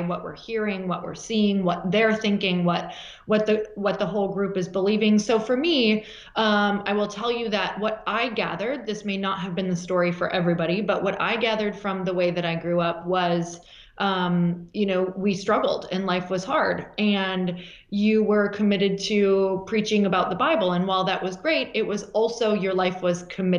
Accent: Marquette, Michigan, United States; now in Santa Monica, United States; In Marquette, Michigan, which is the upper peninsula of Michigan

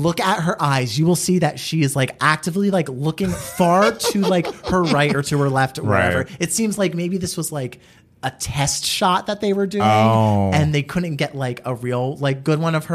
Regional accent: New Jersey, United States; I am from New Jersey

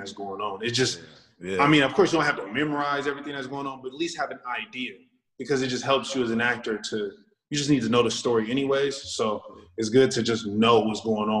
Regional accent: Sacramento, California, United States; I'm from Sacramento

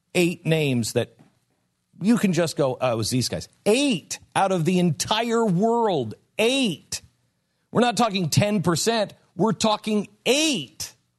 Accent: West Coast, United States; moved away; I grew up on the West Coast

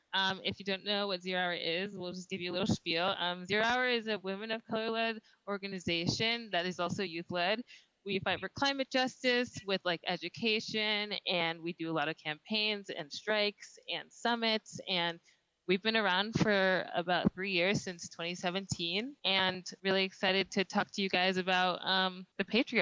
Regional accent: Northern Virginia, United States; I am 18 years old. I am from Northern Virginia.

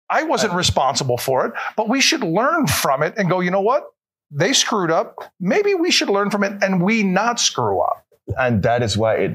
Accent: Panama; moved away; And I'm from Panama

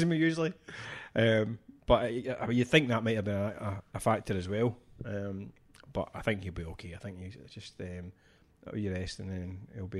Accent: Scotland, United Kingdom; as a Scottish football fan

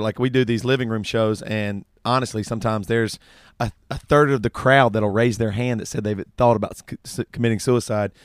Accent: the South, United States; growing up in the South

